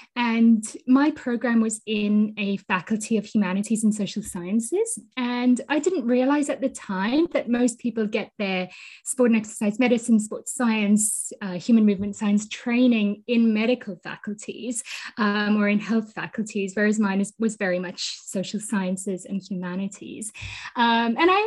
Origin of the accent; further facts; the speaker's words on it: Botswana; also born or lived in South Africa; I was born in South Africa and I grew up in Botswana.